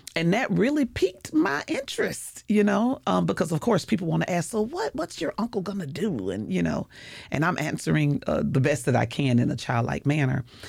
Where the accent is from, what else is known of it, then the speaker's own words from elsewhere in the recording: St. Petersburg, Florida, United States; I was born and raised in Saint Petersburg, so I am one of those original natives